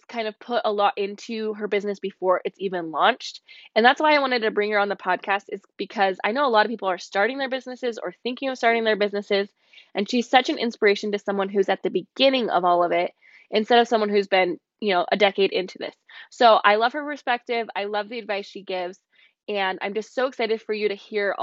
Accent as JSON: {"language": "English", "town": "Olympia", "region": "Washington", "country": "United States", "tie": "born or raised there", "moved": "as an adult", "lives_now": "Utah, United States", "said": "We are from Olympia, Washington. We grew up in the Pacific Northwest"}